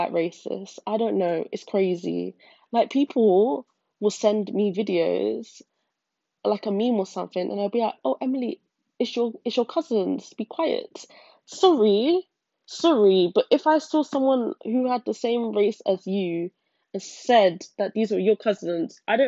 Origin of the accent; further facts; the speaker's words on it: United Kingdom; being part white and being from Britain